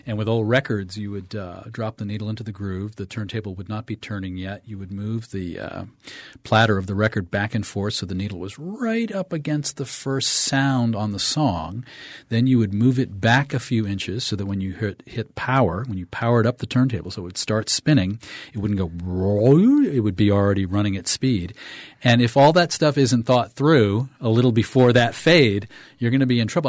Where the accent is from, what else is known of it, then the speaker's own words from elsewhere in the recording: Waterville, Maine, United States; in my hometown, W T V L, A M and F M, Waterville